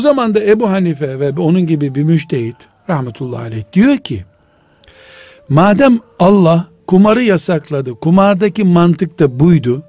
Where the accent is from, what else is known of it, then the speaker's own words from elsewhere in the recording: Black Sea Region, Turkey; now in Istanbul, Turkey; Bizim de Karadeniz'de